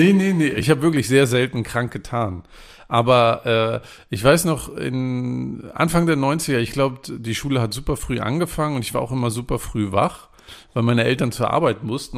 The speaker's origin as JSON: {"language": "German", "region": "East Germany", "country": "Germany", "tie": "born or raised there", "said": "ich bin ja in der DDR groß geworden"}